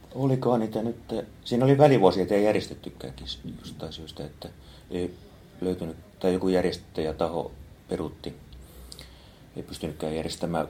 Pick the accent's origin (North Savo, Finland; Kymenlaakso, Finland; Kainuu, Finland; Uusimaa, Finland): Kymenlaakso, Finland; Kouvola; now in Espoo, Finland; Kouvolasta olen kotoisin